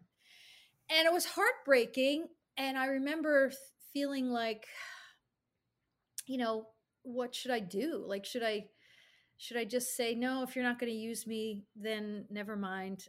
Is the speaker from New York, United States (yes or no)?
yes; Albany, New York, United States; I grew up in Albany, New York